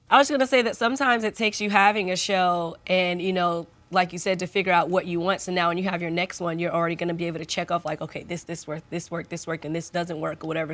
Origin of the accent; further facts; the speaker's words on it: United States; I'm an American